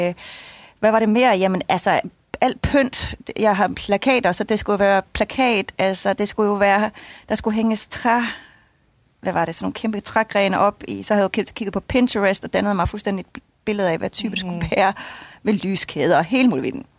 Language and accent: Danish; Jutland, Denmark; moved away; hjemme i Jylland bagefter øh, ved mine forældre